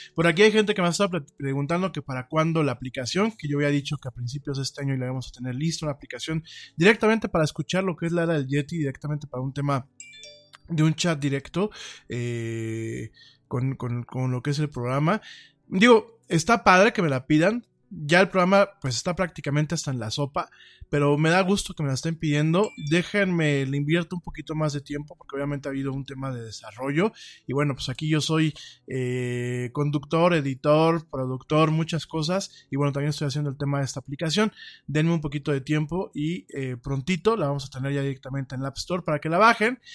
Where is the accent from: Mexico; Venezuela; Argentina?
Mexico; somos los mexicanos